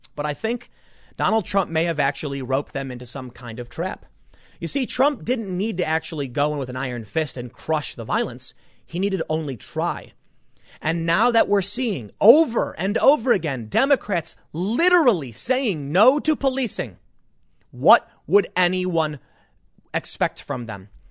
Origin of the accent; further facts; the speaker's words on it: Chicago, Illinois, United States; I'm from Chicago